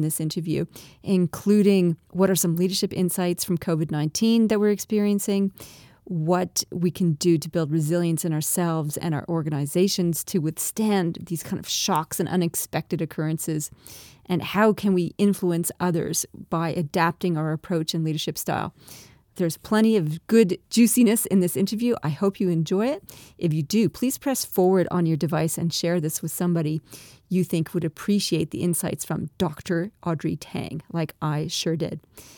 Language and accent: English; Canada; accent: Canadian-Australian; now in Australia; I'm a Canadian-Australian, hence my funny, twangy accent